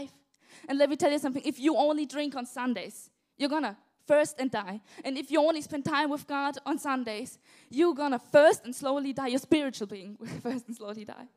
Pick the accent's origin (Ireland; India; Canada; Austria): Austria; south of Austria; English is a second language; moved away as an adult; now in England; in Austria, I grew up in the south of Austria, and then we moved when I was about 12 years old to the east of Austria